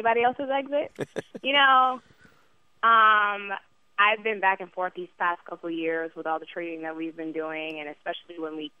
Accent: New York City, New York, United States; also born or lived in New Jersey; I am from Brooklyn.

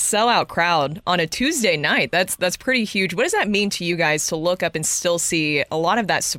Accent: Nashville, Tennessee, United States; moved away; Now that's my hometown

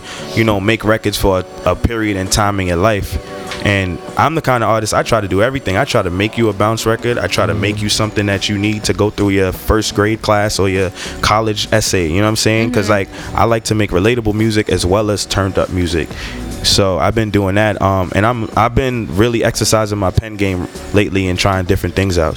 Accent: New York City, New York, United States; I'm from Brooklyn, New York, Flatbush to be exact.

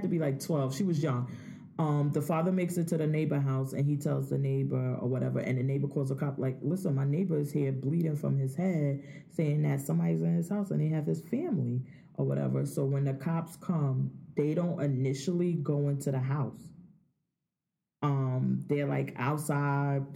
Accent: Jersey City, New Jersey, United States; I'm from Jersey City.

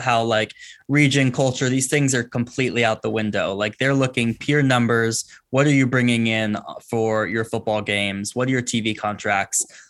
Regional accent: Bay Area, California, United States; I grew up in the Bay Area, grew up a Pac ten fan

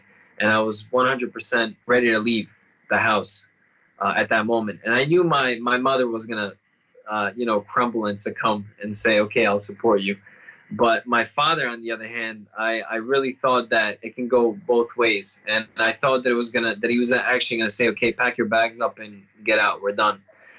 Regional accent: Bosnia & Herzegovina; born there; English is a second language; moved away; also born or lived in Serbia; I was born in Bosnia. I'm a Serbian born in Bosnia, and we had a civil war beginning in the 1990s. And so when the country split up, we had to flee with my family.

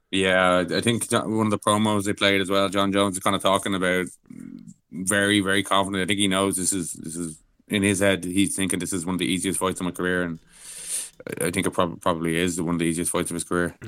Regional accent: Ireland; I'm Irish

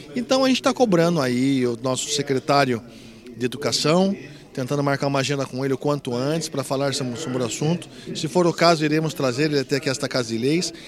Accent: Brazil; eu fui criado ali ao lado do Humberto de Campos e nunca furtaram Humberto de Campos, que é ao lado do Nova Esperança, que é considerado um bairro de alta perigosidade, onde eu nasci com muito orgulho

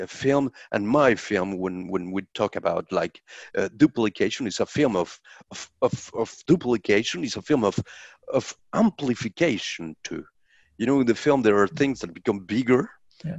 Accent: Colombia; i'm a colombian filmmaker

